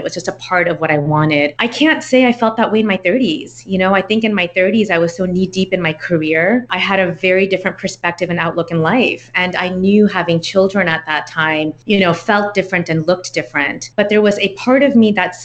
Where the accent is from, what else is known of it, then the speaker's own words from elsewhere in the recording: Texas, United States; also born or lived in New York; I was raised here in Texas, moved to San Antonio, and I've kind of been all over the state